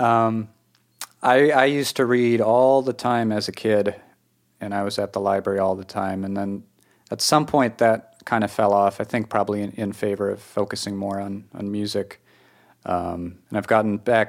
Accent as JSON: {"language": "English", "region": "New England", "country": "United States", "accent": "New England", "said": "I've come to understand my own accent in New England"}